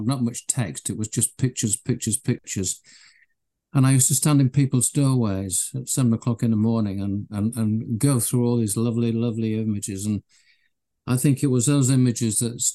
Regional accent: Leeds, Yorkshire and the Humber, United Kingdom; I was born in Leeds in Yorkshire in the UK. I lived in a terrace house with my parents and my sister. It was great in those days. We used to play out in the cobbled back streets

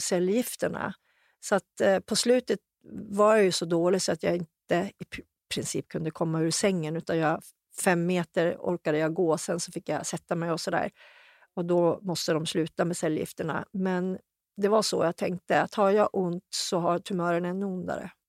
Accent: Hudiksvall, Gävleborg County, Sweden; hemma i Hudik

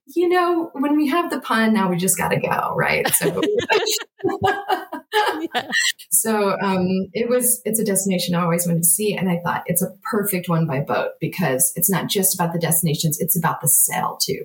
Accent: Nashville, Tennessee, United States; we're from Nashville

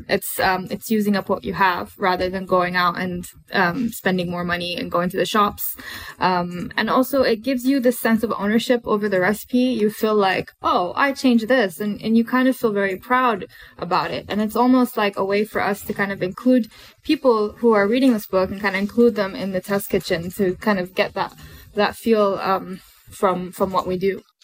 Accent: Bahrain; I grew up in Bahrain, and um, also grew up in the Middle East

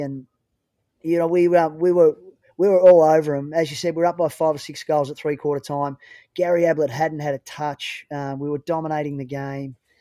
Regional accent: Chiltern, Victoria, Australia; I was playing local footy, um, at my hometown of Chiltern, um, which was up near Aubrey Wodonga

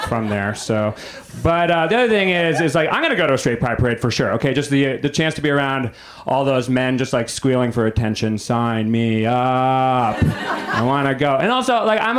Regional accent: New England, United States; moved away; I'm from New England

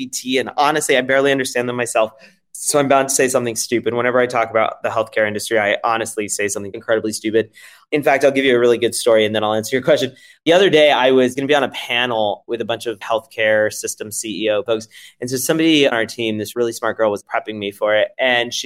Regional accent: France; now in United States; I'm French originally

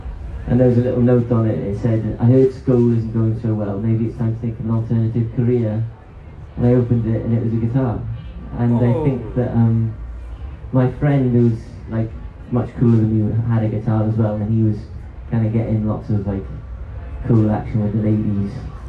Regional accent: Swansea, Wales, United Kingdom; Swansea boy through and through.

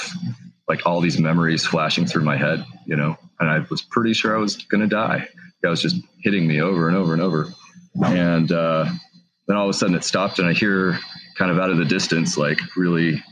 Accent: Fort Worth, Texas, United States; now in Washington, United States; I grew up in Texas, Fort Worth, Texas.

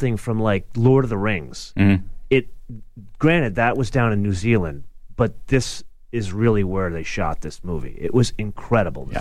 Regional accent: New York, United States; also born or lived in London; now in Los Angeles, United States; I am a New Yorker

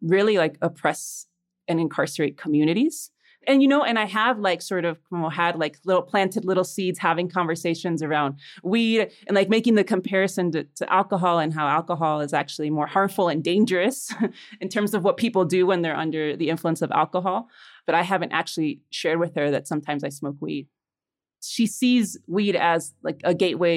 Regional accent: Chicago, Illinois, United States; also born or lived in Los Angeles, United States; now in Mexico City, Mexico; I was born in Mexico City, but when I was four, my family and I immigrated to Little Village, a Mexican and Puerto Rican neighborhood in Chicago

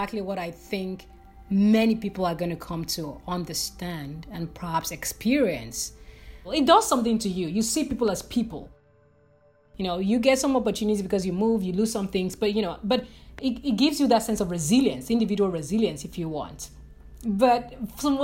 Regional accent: Nigeria; moved away as an adult; now in Portland, United States; as a Nigerian who moved abroad

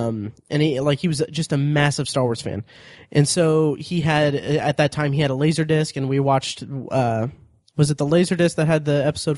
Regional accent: Indianapolis, Indiana, United States; born there; also born or lived in Florida / Ohio; I was born in Indianapolis, then we moved to Florida, then we moved to Ohio, then we moved back to Indianapolis.

